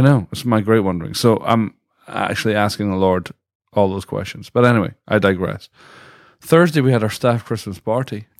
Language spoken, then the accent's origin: English; Dundee, Scotland, United Kingdom; now in United States; I'm from Dundee, Scotland